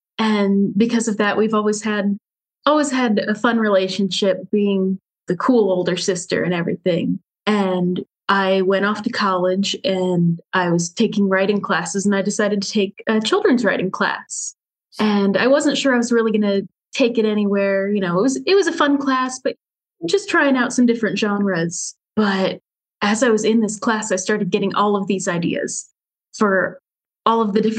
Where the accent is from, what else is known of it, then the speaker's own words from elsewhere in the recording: Indianapolis, Indiana, United States; I am here in Indianapolis in Indiana with my husband.